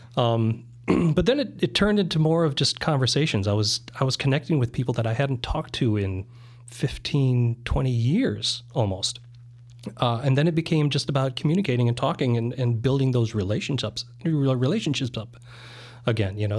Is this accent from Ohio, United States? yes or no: no; South Dakota, United States; also born or lived in Germany; I was born in Germany. I lived there in the first, first ten years of my life. Uh, my mom was from South Dakota, of all places. So, uh, when my parents separated, that's where we went back to. So the formative years were in South Dakota.